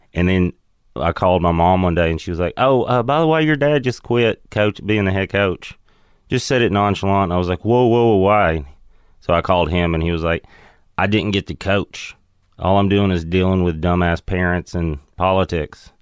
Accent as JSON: {"language": "English", "town": "Crossville", "region": "Tennessee", "country": "United States", "tie": "born or raised there", "also_born_or_lived": "Seattle", "moved": "yes", "said": "Crossville, Tennessee. It's between Knoxville and Nashville. It's a little mountain town, basically."}